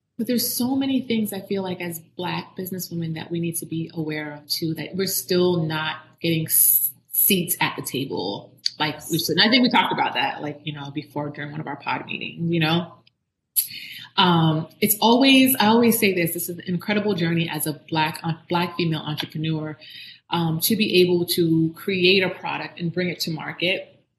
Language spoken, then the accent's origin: English; Miami, Florida, United States; also born or lived in Jamaica / Orlando, Florida; i grew up in south florida i grew up in miami